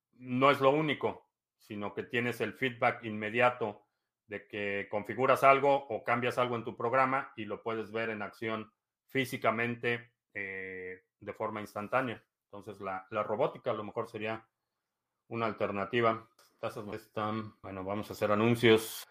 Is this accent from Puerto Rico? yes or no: no; Mexico; now in United States; vivo aquí desde el 2005 pero nací y crecí en México